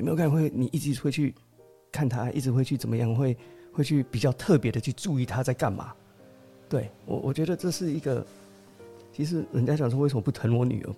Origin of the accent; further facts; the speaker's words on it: United States; accent: ABC; also born or lived in Qingpu, Taoyuan, Taiwan; now in Taoyuan, Taiwan; 我从小以前就在美国长大，后来就是比较美式这样子，所以讲话有时候比较A B C